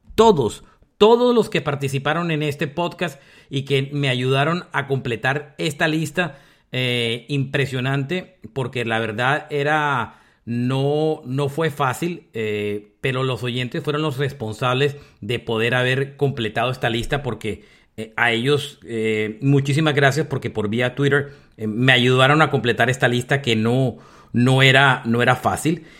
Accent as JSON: {"language": "Spanish", "town": "Barranquilla", "region": "Atlántico", "country": "Colombia", "tie": "born or raised there", "moved": "yes", "said": "usted y yo que somos de Barranquilla y nacimos y crecimos en Barranquilla"}